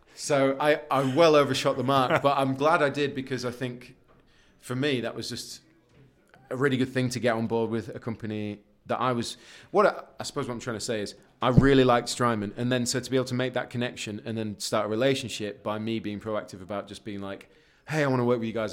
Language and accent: English; Leeds, Yorkshire and the Humber, United Kingdom; moved away as an adult; also born or lived in Guildford; I'm from Leeds